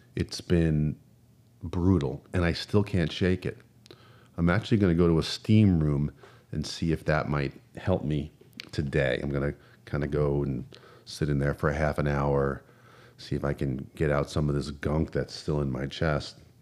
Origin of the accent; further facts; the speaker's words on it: New Jersey, United States; moved away as an adult; I'm from New Jersey